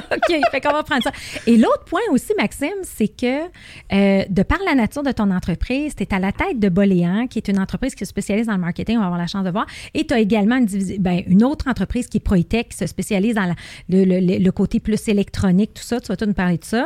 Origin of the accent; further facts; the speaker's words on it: Rive-Nord, Quebec, Canada; on est de la Rive-Nord les deux